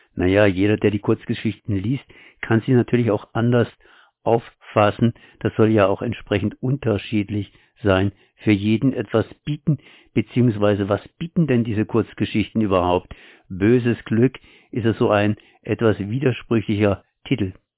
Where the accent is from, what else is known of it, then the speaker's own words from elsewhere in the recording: Germany; als Deutscher